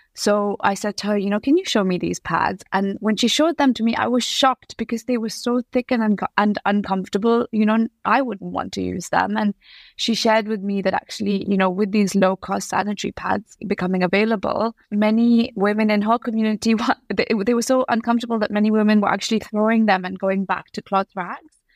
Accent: Bangalore, Karnataka, India; first language English; moved away as an adult; now in United Kingdom; I am originally from Bangalore in South India. I moved to the U K when I was eighteen

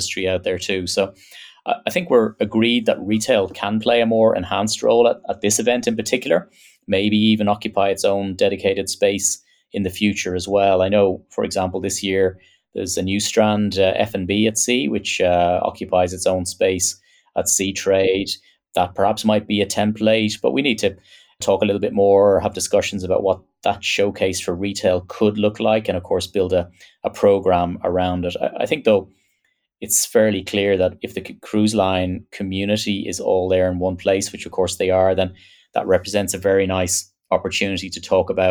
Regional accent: Ireland; as an Irishman

